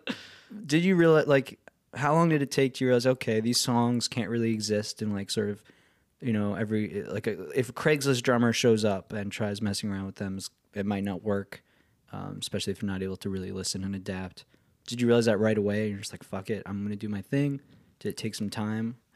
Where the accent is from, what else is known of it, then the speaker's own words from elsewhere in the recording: the Catskills, New York, United States; I grew up in the Catskills